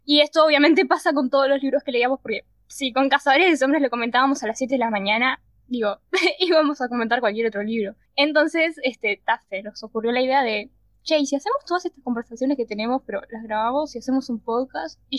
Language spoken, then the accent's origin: Spanish; Montevideo, Uruguay; somos de Uruguay, Montevideo y de dos barrios, un barrio.